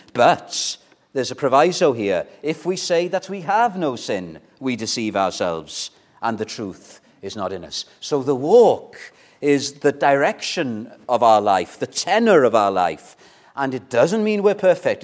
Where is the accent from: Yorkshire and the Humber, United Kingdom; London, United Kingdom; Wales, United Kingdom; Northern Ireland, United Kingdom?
Wales, United Kingdom; Welsh; we're Welsh